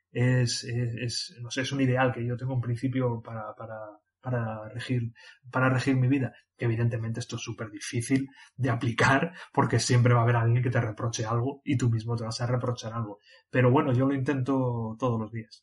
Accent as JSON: {"language": "Spanish", "town": "Mondragón", "region": "Basque Country", "country": "Spain", "tie": "born or raised there", "said": "yo soy vasco"}